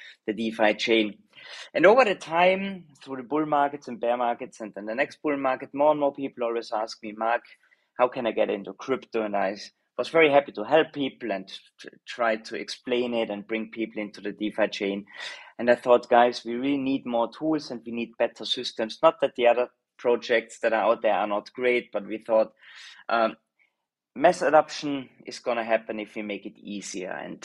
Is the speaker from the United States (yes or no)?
no; Austria; accent: Austrian (Arnold Schwarzenegger accent); moved away as an adult; also born or lived in Southeast Asia; now in Singapore; I'm Austrian originally. I think my accent is giving it away a little bit, the Arnold Schwarzer accent that I couldn't get rid of all my life.